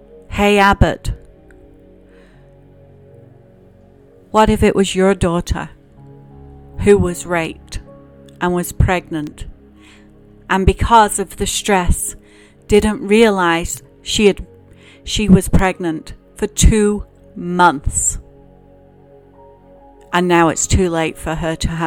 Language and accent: English; England, United Kingdom; now in United States; growing up in England and going to church